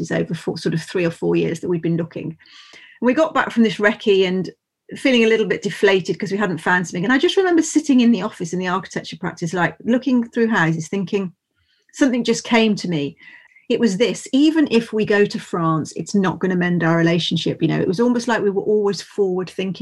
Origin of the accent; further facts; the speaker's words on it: Worcestershire, West Midlands, United Kingdom; also born or lived in Grassington, Yorkshire; I'm from Worcestershire. I lived in Yorkshire for almost 2 years in Grassington